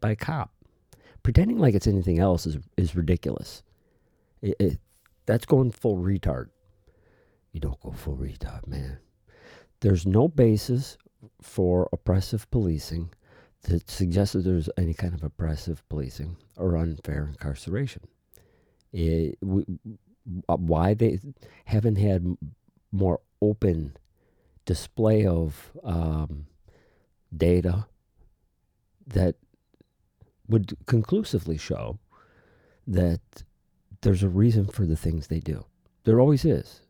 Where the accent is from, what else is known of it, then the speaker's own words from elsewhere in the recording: United States; we, as the American people